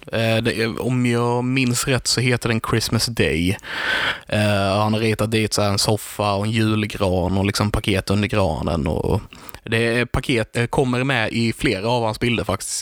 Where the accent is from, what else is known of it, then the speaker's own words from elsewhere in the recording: Karlshamn, Blekinge, Sweden; vi är från Karlshamn